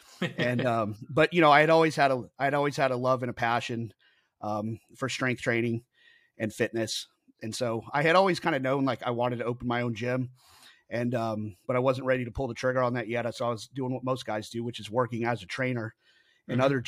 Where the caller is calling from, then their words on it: Kingwood, Texas, United States; I am in Kingwood, Texas, which is about 30 minutes directly north of Houston, Texas.